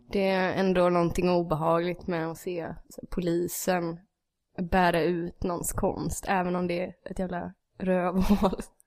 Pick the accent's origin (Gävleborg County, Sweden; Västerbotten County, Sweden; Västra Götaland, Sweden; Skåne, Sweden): Gävleborg County, Sweden; Gävle; jag är från Gävle